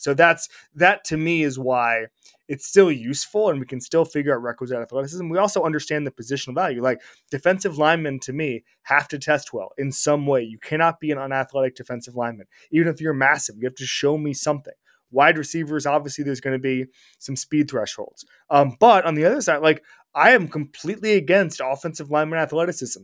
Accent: Orlando, Florida, United States; moved away; my hometown of Orlando, Florida

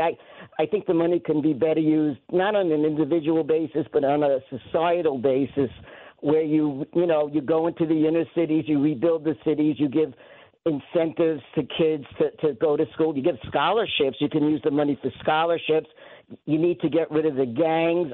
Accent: Long Island, New York, United States; growing up on Long Island, which is one of the most segregated suburbs in this country

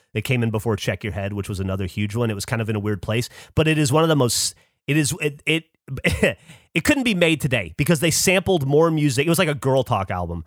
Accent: Alabama, United States; moved away; I grew up hating being from Alabama, hating being an Alabamian.

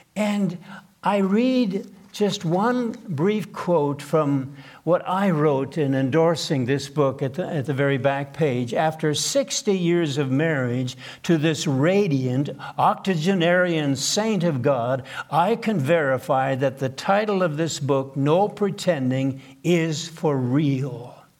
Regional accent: southeastern Manitoba, Canada; first language Plautdietsch (Low German); English is a second language; I couldn't speak a word of English when I was first grade. Born in a log cabin in southeastern Manitoba

